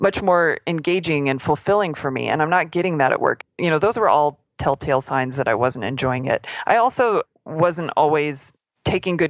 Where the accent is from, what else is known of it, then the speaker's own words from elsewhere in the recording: Springfield, Missouri, United States; moved away as an adult; now in Austin, United States; I was in my hometown with my family